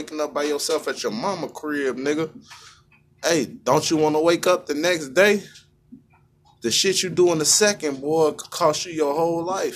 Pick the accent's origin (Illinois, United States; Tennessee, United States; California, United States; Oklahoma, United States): Illinois, United States; Chicago; I'm from Chicago